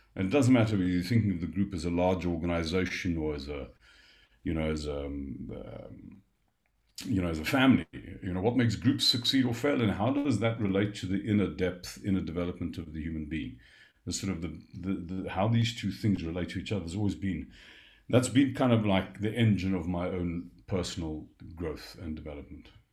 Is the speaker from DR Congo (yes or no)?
no; South Africa; I'm a South African